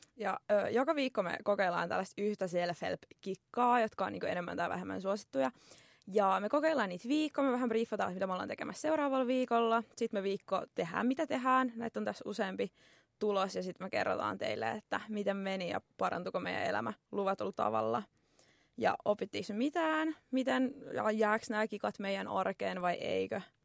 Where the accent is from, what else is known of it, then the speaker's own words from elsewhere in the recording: Tampere, Pirkanmaa, Finland; accent: Tampere dialect; olen tamperelainen, kuuluu ehkä murteesta